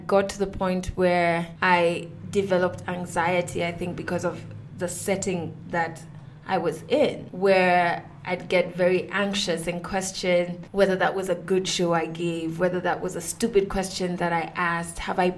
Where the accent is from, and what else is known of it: Kenya